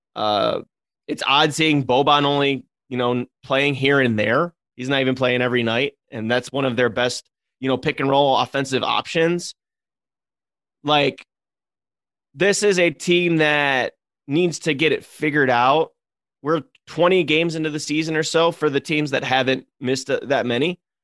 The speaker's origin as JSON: {"language": "English", "town": "Cleveland", "region": "Ohio", "country": "United States", "tie": "born or raised there", "said": "I'm in Cleveland. I've said it before on this podcast, like, every podcast, because I don't shut up about my hometown."}